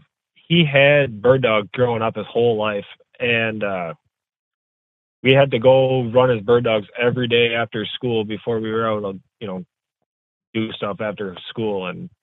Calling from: Fremont, Wisconsin, United States; I'm coming from Fremont, Wisconsin. It's about 15 miles west of Appleton, if you know where that is.

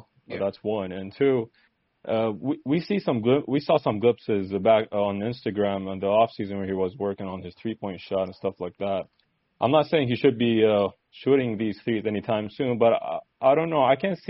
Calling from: Saudi Arabia; Saudi Arabia.

